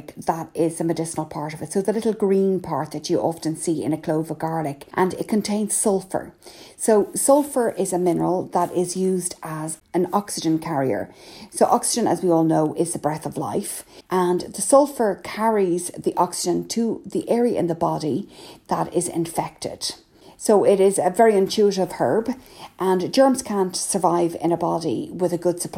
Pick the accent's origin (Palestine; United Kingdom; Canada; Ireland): Ireland; I'm …